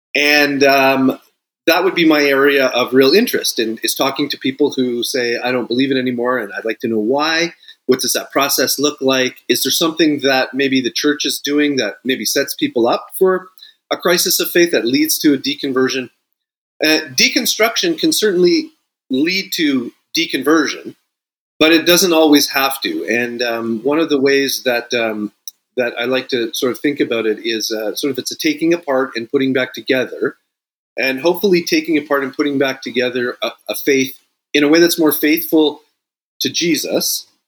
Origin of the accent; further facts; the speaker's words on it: Sault Ste. Marie, Ontario, Canada; now in United States; Yeah, I am. I am a Canadian, a lifelong Toronto Maple Leafs fan.